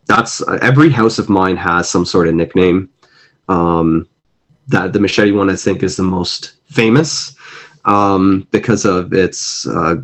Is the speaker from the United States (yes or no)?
no; Canada; also born or lived in Mumbai, India; I am a first generation immigrant in Canada. I was born in Mumbai, India, and came here when I was 4 or 5 years old.